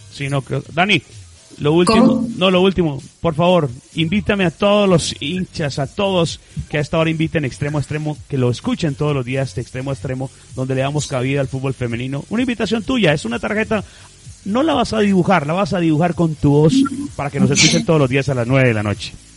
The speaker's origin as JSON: {"language": "Spanish", "region": "Paisa region", "country": "Colombia", "said": "pertenecemos eh, al Gran Antioquia Viejo hoy, hoy los que somos de Pereira, Risaralda, Caldas, Manizales, Antioquia, Quindío"}